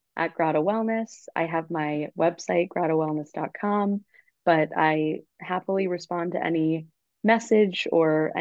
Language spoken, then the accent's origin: English; Long Island, New York, United States; now in New York City, United States; I'm from Long Island and it's the school that was nearest to my house